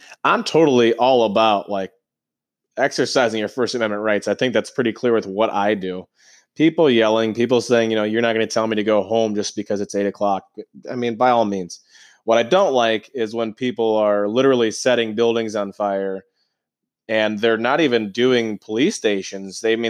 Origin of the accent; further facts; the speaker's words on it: Georgia, United States; born there; moved away; Originally, I was born in Georgia, but to be in your now hometown and to be walking the streets